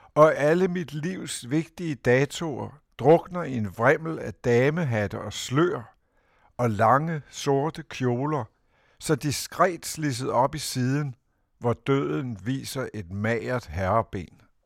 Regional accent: Copenhagen, Capital Region of Denmark, Denmark; København husker jeg som noget mørkt og modbydeligt og, og larmende

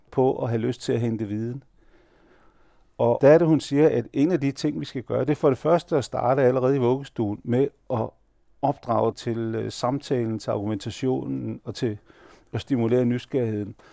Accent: Denmark; Han vidste, at jeg var født og opvokset i Danmark, og jeg hele liv igennem har været dansk direktørjob, og jeg er gift med en dansker.

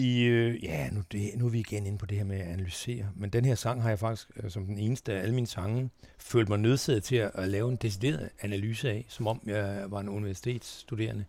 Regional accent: Tønder, Southern Denmark, Denmark; moved away; also born or lived in Sønderborg / Nørrebro, Copenhagen / Nyborg / Langeland; Tønder, min ungdomsby

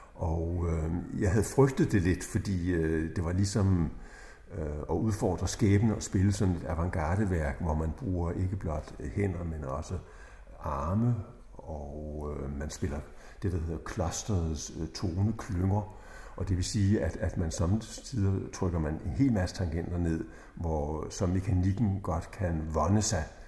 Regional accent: Slagelse, Zealand, Denmark; jeg blev født i Slagelse

